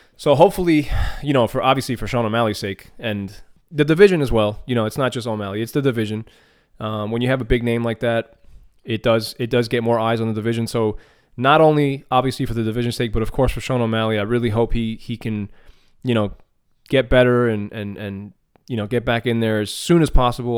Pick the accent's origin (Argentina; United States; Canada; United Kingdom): Argentina; being a Latino myself, you know, I'm from Argentina